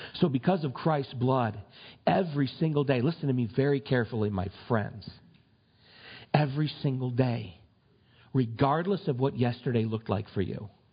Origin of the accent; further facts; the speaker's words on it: United States; we're American citizens